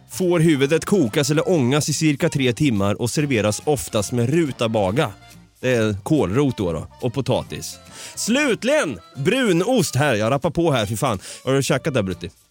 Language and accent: Swedish; Sweden; moved away; also born or lived in Norway / Canada; jag är svensk nu, de hör att jag pratar svenska